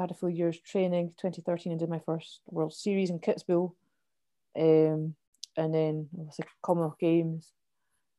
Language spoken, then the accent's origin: English; Kinross, Scotland, United Kingdom; I grew up in Kinross